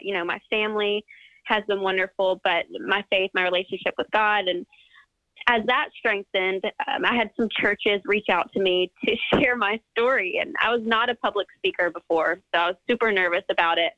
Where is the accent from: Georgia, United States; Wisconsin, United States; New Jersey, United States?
Georgia, United States; West; I'm from Georgia, uh, West Georgia, about 45 minutes west of Atlanta. And I've lived in the same town all my life